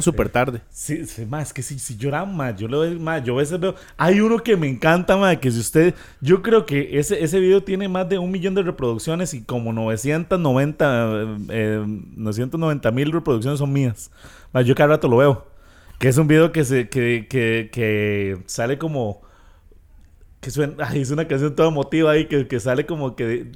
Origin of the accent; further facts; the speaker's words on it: Costa Rica; como tico